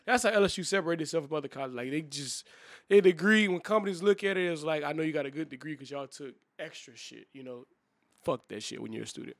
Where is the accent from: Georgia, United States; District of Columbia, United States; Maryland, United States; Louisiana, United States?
Louisiana, United States; New Iberia; I'm from Liberia as well